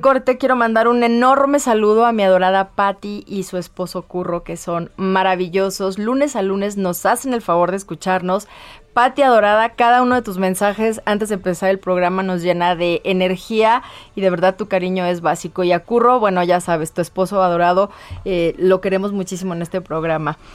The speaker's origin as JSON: {"language": "Spanish", "town": "Morelia", "region": "Michoacán", "country": "Mexico", "said": "yo soy de Morelia"}